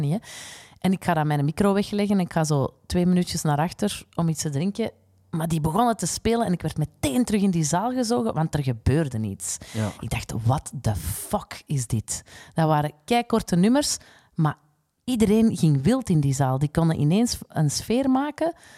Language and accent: Dutch; Flanders, Belgium; wij als Vlamingen